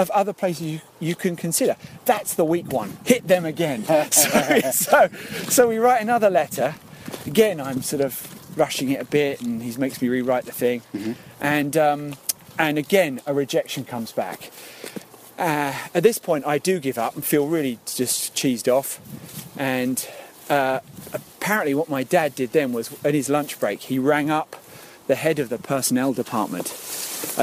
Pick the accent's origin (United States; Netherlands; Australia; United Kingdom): United Kingdom; Epping, East of England; I grew up in Epping, in Essex, and there's no showbiz in my family.